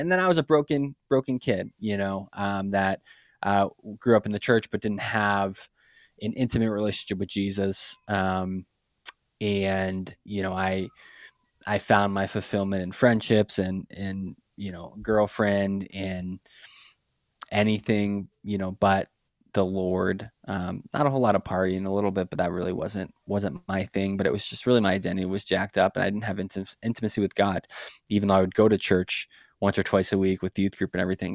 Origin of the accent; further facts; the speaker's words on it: Brockton, Massachusetts, United States; moved away; I grew up in a city called Brockton, Massachusetts. It's just, uh, City of Champions, just south of Boston. Um, born and raised in, in Massachusetts